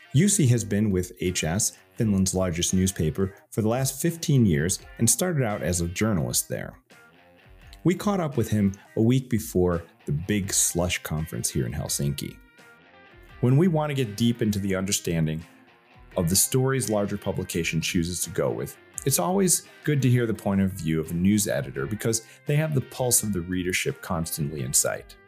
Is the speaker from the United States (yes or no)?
yes; United States; being an American